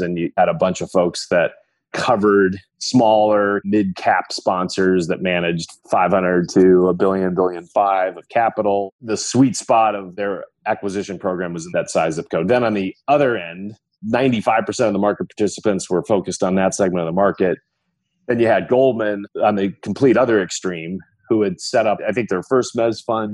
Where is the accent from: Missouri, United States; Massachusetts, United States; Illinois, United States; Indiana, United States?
Illinois, United States; Libertyville; I grew up in the northern suburbs of Chicago, so a suburban town called Libertyville, Illinois.